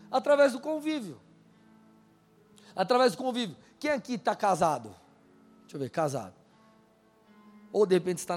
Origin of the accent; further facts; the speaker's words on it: São Paulo, Brazil; now in Curitiba, Brazil; Eu saí de São Paulo, vim para cá, eu não consigo falar leite. Eu falo leite. Só que quando eu vou para São Paulo, o pessoal falou, oh, cara, você tá com. Não fala mais igual paulistano.